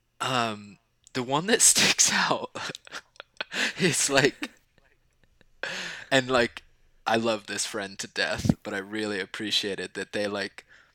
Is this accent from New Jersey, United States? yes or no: yes; Southern New Jersey, United States; now in New York City, United States; I am from Southern New Jersey